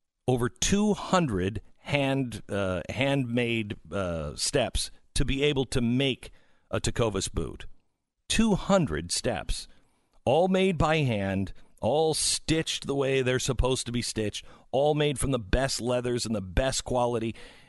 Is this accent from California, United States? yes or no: no; Seattle, Washington, United States; You know, I'm from the West. I grew up in Seattle, and there is a different attitude out West.